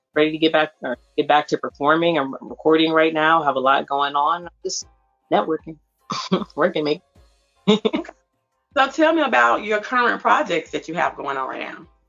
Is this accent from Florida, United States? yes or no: no; Hampton Roads, Virginia, United States; from Hampton Roads, Virginia. A lot of people from this area, 757